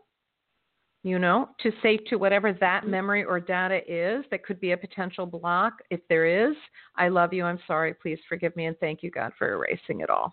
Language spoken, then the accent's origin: English; Florida, United States; my home state of Florida